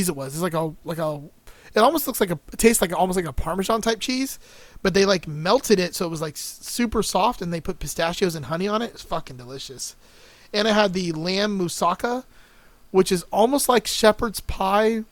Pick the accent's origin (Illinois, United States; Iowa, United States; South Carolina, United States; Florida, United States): Florida, United States; Miami; I grew up in Miami.